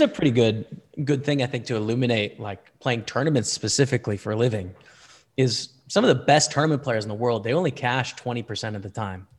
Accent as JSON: {"language": "English", "country": "Canada", "said": "as a Canadian"}